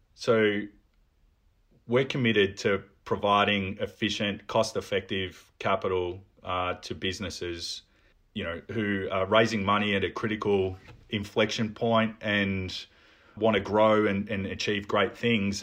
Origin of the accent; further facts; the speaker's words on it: Melbourne, Victoria, Australia; I've lived in Melbourne, um, all of my life. I, I grew up in Carlton.